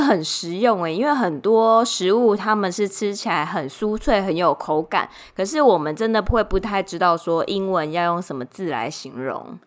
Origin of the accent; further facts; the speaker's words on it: Taiwan; 我就是个台妹